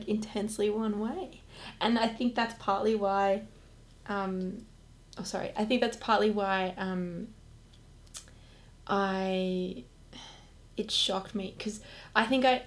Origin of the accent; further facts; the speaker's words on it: Perth, Western Australia, Australia; moved away; I'm from Perth